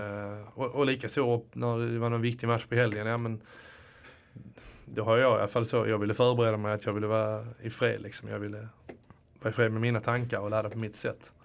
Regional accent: Landskrona, Skåne, Sweden; also born or lived in Netherlands; now in Stockholm, Sweden; nu kommer jag från, eh, från, från Skåne, men från, precis. Landskrona

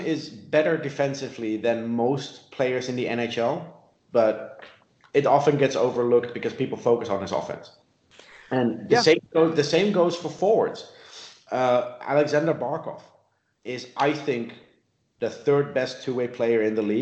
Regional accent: Netherlands; moved away; also born or lived in South Africa; I grew up in the Netherlands. I lived in South Africa.

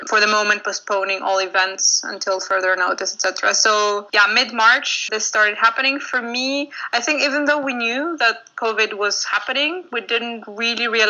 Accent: Athens, Attica, Greece; moved away as an adult; now in Amsterdam, Netherlands; I'm originally from Athens, Greece, and I live in Amsterdam since a couple of years now, almost.

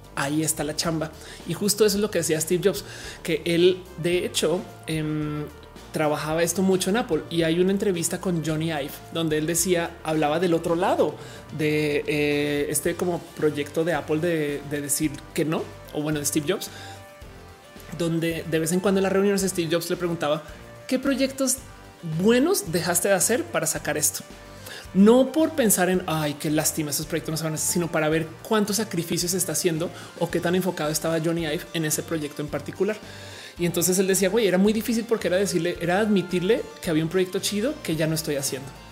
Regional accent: Colombia; moved away as an adult; also born or lived in United States / Australia; now in Mexico; me crié eh, en Colombia

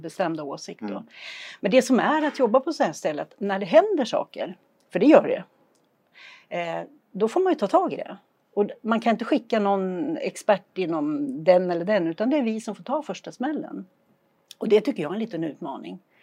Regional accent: Flen, Södermanland, Sweden; moved away as an adult; also born or lived in Julita / Lindesberg / Örebro County; now in Idre, Sweden; Jag är född och uppvuxen i Flen i Sörmland.

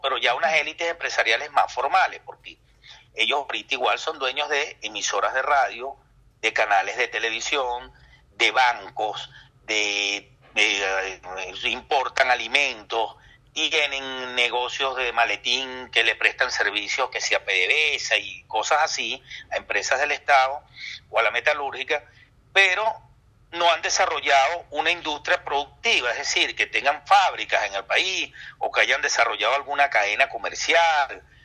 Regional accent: Venezuela; a nosotros, a los venezolanos

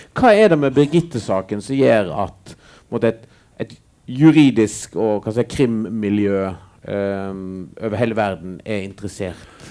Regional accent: Western Norway, Norway; Jeg vokste opp på Vestlandet sjøl

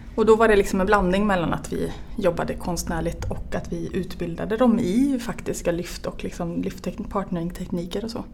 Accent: central Västergötland, Västra Götaland, Sweden; moved away; also born or lived in Örebro / Finland; Jag är ehm, född och uppvuxen i mitten på Västergötland

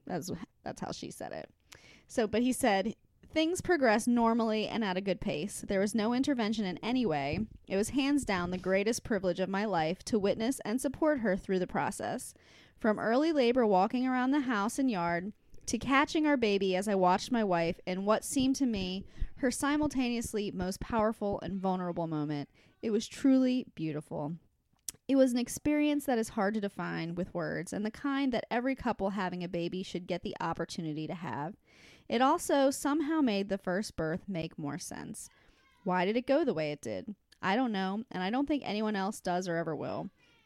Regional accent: Chicago, Illinois, United States; I'm from Chicago.

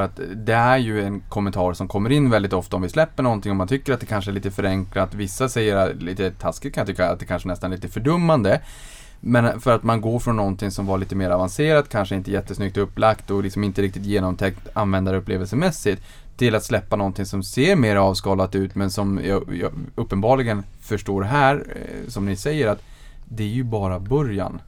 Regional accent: Boden, Norrbotten County, Sweden

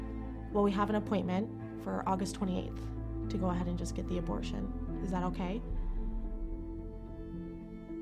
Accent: Jacksonville, Florida, United States; moved away as an adult; now in Chicago, United States; I am from Jacksonville, Florida.

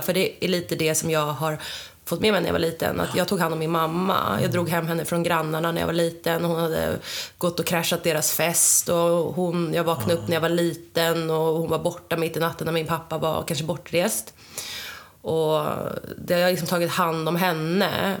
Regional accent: Tyresö, Stockholm County, Sweden; also born or lived in Sydney, Australia; jag är uppvuxen i Tyresö, mm. här i Stockholm, med min mamma och min pappa

